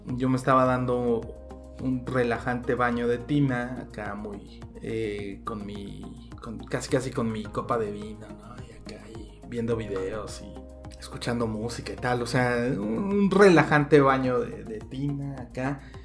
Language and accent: Spanish; Mexico; como mexicano estando lejos